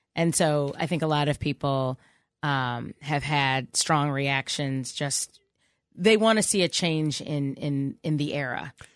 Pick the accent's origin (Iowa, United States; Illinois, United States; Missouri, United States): Illinois, United States; Chicago; I'm from Chicago